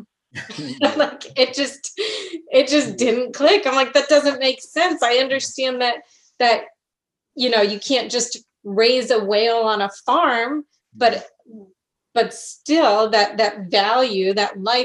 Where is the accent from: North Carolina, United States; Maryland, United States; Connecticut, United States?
Connecticut, United States; I grew up in Connecticut, which is a beautiful state